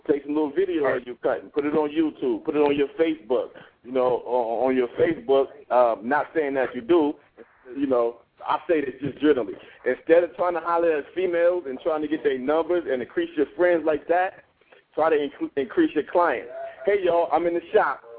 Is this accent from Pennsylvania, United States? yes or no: yes; Pittsburgh, Pennsylvania, United States; now in Miami, United States; I'm from uh, I'm from Pittsburgh. I'm down here in Miami right now, though.